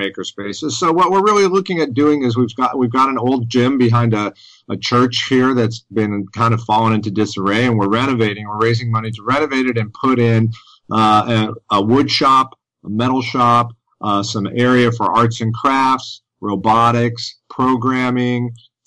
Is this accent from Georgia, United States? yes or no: yes; Decatur, Georgia, United States; here in my hometown of Decatur, Georgia, which is right in the heart of Atlanta